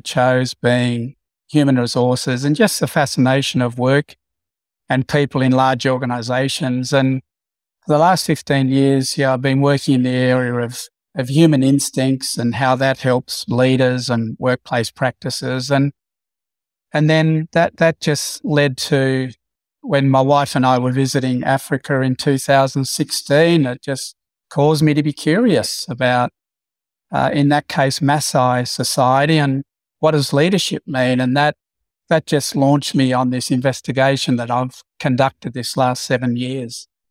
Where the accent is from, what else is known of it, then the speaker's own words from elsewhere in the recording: Broken Hill, New South Wales, Australia; growing up in Broken Hill